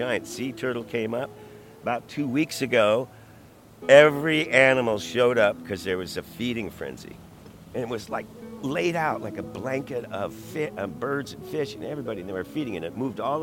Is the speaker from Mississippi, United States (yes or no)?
no; Chicago, Illinois, United States; also born or lived in New York; now in Santa Monica, United States; I was born in Southside Chicago, where Route 66 begins